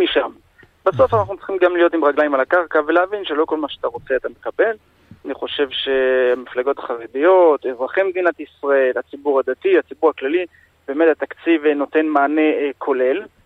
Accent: France; now in Israel; אני מגיע מצרפת

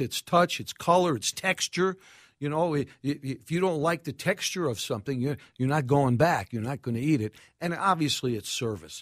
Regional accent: New York City, New York, United States; accent: New York; now in Minneapolis, United States; Far Rockaway, New York, Bell Harbor

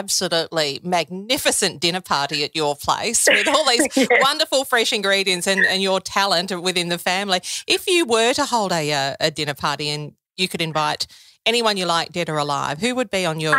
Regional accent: Korumburra, Victoria, Australia; my days growing up in Currumburra.

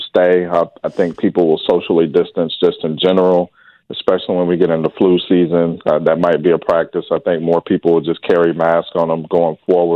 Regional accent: Wichita, Kansas, United States; I grew up here in Wichita

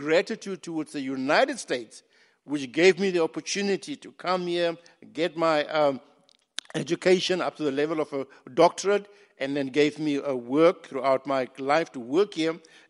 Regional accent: Botswana; also born or lived in Namibia / South Africa; And I grew up in Botswana. I was a child of exile, born in the shadow of this great genocide, which we mourn to this day. What happened then is that in my early years, I then went back to my country, Namibia, where I did my early education.

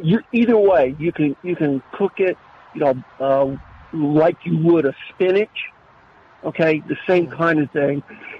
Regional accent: New Jersey, United States; moved away; I grew up in the Northeast in New Jersey, and as you can imagine, that area is loaded with Italians.

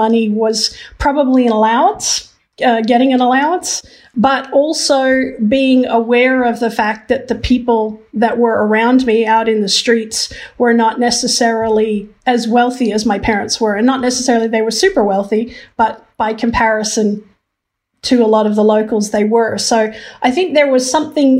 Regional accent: Philippines; moved away; also born or lived in Hong Kong; I was born in Hong Kong and I grew up in the Philippines.

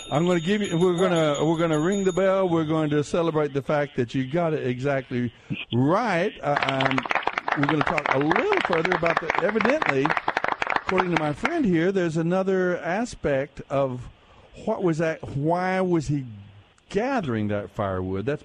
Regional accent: Arkansas, United States; from Arkansas.

